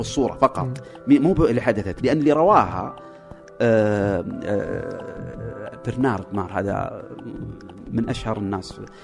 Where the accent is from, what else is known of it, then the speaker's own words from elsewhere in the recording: Saudi Arabia; عندنا في السعوديه